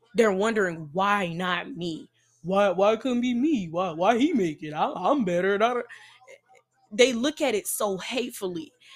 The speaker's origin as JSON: {"language": "English", "town": "Nashville", "region": "Tennessee", "country": "United States", "said": "I'm from Nashville, Tennessee"}